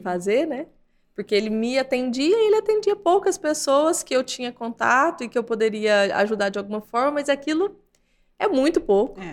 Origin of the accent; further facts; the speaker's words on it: Lavras, Minas Gerais, Brazil; accent: mineiro; e eu vim do interior de Minas, minha cidade chama Lavras. Meu pai é um técnico agrícola, minha mãe é dona de casa. E cresci em fazenda, cresci em roça